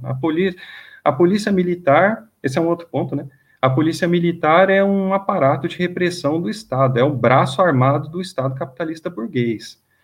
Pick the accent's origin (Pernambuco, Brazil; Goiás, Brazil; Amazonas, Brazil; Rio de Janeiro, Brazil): Goiás, Brazil; Goiânia; moved away as an adult; now in São Paulo, Brazil; eu não sou daqui de São Paulo, eu sou de Goiânia, eu vim aqui já para cá já tem 10 anos